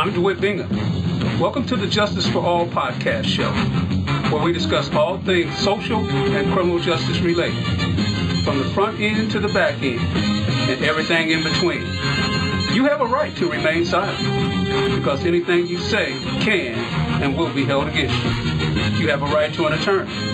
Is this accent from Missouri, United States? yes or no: yes; Festus, Missouri, United States; also born or lived in Crystal City, Missouri; growing up in Festus and Crystal City, Missouri, it was ten of us in a three-bedroom house